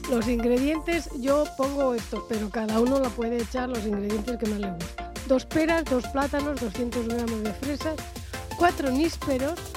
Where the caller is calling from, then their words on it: Guardo, Castile and León, Spain; de Guardo